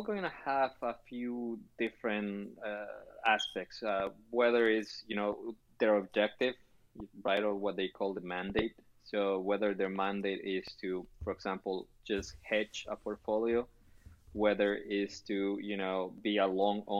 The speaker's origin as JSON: {"language": "English", "country": "Chile", "said": "Now, you know, I'm originally from Chile, and they have a saying over there that with enough time, everybody's a genius."}